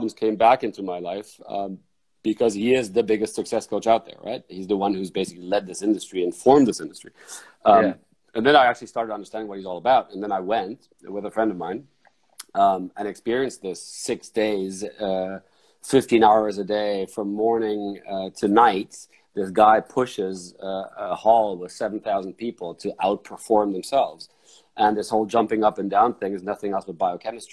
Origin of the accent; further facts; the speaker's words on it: Frankfurt, Hesse, Germany; I grew up in Frankfurt